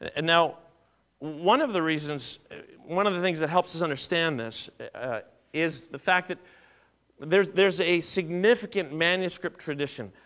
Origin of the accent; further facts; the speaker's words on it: Southern Ontario, Canada; Growing up in Southern Ontario